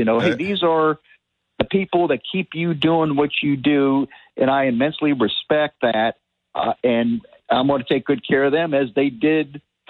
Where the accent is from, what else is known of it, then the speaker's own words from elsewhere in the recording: Miami, Florida, United States; As a teenager, I used to fish the banks of a local canal where I grew up in Miami, get largemouth.